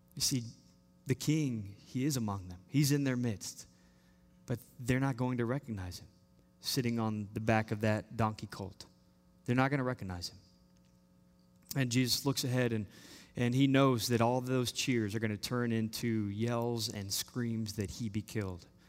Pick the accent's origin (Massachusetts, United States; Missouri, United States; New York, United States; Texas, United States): Texas, United States; Austin; we're from Austin, Texas.